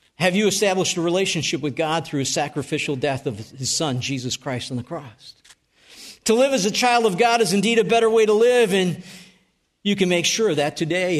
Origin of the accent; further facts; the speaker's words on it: North Tonawanda, New York, United States; moved away; I grew up in Western New York. And I, I lived at three nineteen Tremont Street.